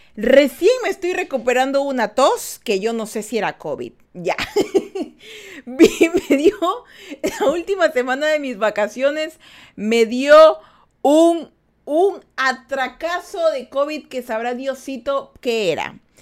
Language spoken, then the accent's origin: Spanish; Ecuador; yo menciono mucho que soy de Ecuador. Vivimos en Ecuador